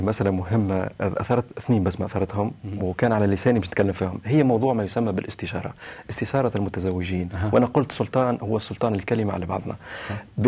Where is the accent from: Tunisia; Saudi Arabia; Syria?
Tunisia; بلادي تونس